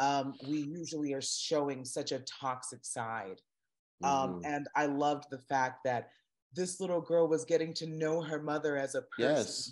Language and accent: English; South Florida, United States; growing up in South Florida, as little Black girls, and my mom had four girls and one boy